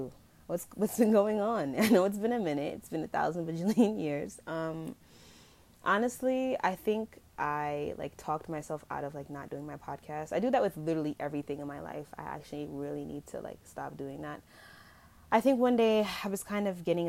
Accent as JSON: {"language": "English", "country": "Jamaica", "said": "I'm going to be using kind of like patois in this episode because I am Jamaican"}